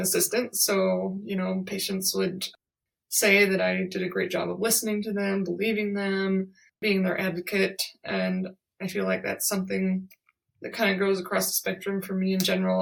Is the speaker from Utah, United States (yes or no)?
yes; Vernal, Utah, United States; moved away; I'm currently in my hometown of Vernal, Utah